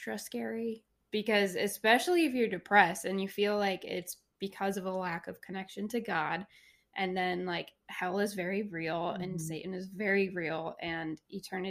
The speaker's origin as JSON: {"language": "English", "area": "Oakbrook", "region": "Michigan", "country": "United States", "tie": "born or raised there", "said": "we grew up in Oakbrook"}